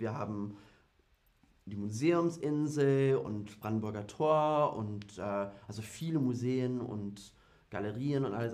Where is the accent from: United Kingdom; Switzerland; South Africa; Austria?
United Kingdom; German is a second language; now in Berlin, Germany; Also ich komme ursprünglich aus Großbritannien